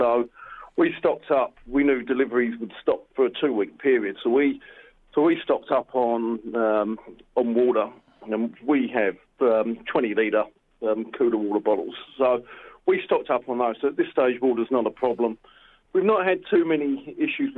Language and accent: English; United Kingdom; moved away as an adult; also born or lived in Australia; now in Wuhan, China; I'm British by birth and descent, and then I emigrated to Australia some sort of 19 years ago.